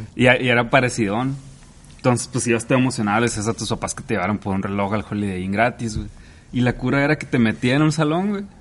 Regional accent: Mexico

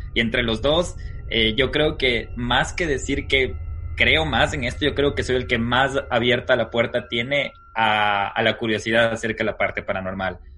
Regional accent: Quito, Pichincha, Ecuador; moved away as an adult; now in United States; Nosotros, ¿dónde nacemos? ¿De dónde salimos? Bueno, somos quiteños.

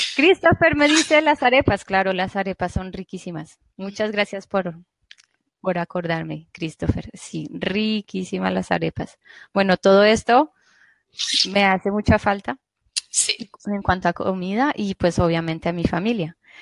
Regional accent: Bogotá, Colombia; moved away as an adult; now in Laval, France; no soy española, soy colombiana

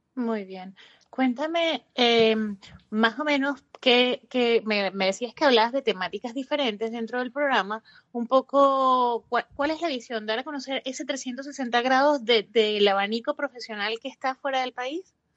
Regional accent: Venezuela; eres de Venezuela como yo

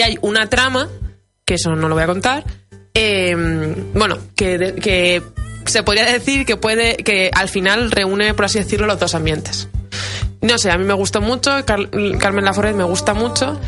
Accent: Valladolid, Castile and León, Spain; como buena vallisoletana

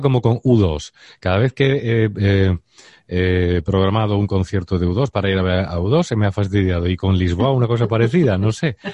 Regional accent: Andalusia, Spain; venimos del sur de España ¿no? o de Córdoba, Jaén.

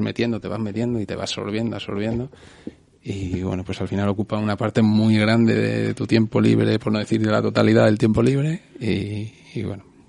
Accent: Leganés, Community of Madrid, Spain; yo soy de Leganés

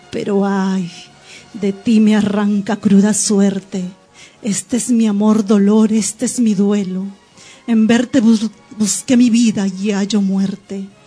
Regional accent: Lima, Peru; debo aclarar aquí que no soy arequipeña exactamente, yo soy limeña

